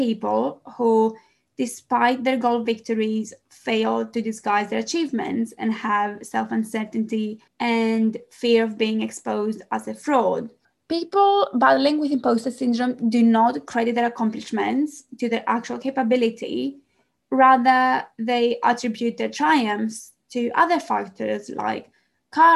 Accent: Greece; English is a second language; moved away as an adult; now in London, United Kingdom; Some of you might wonder where the accent comes from. I am Greek

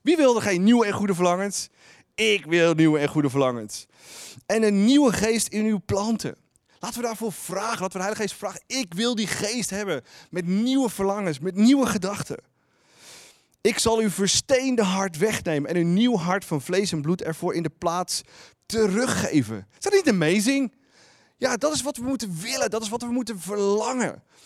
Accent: Netherlands; als Nederlanders

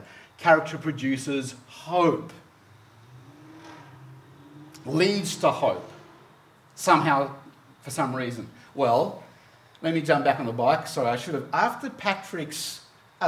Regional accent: Hobart, Tasmania, Australia; moved away; growing up in Tasmania, most of you know that's where I grew up, that's where I was born, grew up there in Hobart

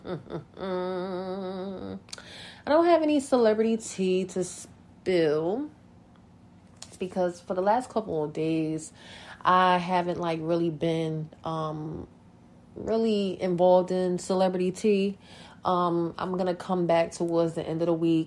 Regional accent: North New Jersey, United States; North New Jersey, my hometown

